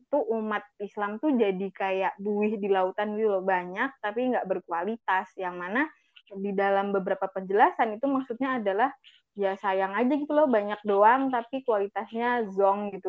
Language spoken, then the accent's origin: Indonesian; Java, Indonesia; kita orang Jawa sering banget dilekatkan sama ya kamu udah nikah harusnya kayak gini